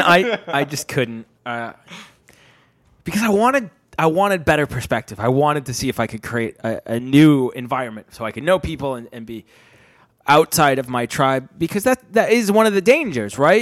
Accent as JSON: {"language": "English", "region": "Rhode Island", "country": "United States", "moved": "as an adult", "lives_now": "London, United Kingdom", "said": "I'm from Rhode Island"}